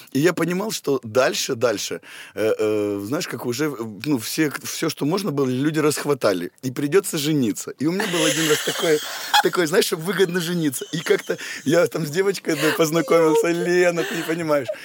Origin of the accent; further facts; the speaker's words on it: Potsdam, Brandenburg, Germany; born there; Потсдам. Потсдам.